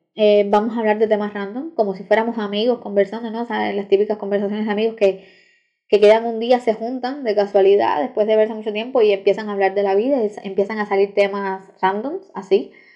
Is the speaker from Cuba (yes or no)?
yes; Cuba; soy cubana, soy estudiante de Derecho en la Universidad de La Habana, aquí en Cuba